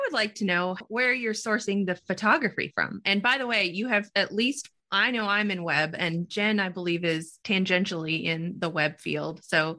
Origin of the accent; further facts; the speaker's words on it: Redondo Beach, California, United States; now in Atlanta, United States; I'm from Redondo Beach, California. I live in Atlanta, Georgia.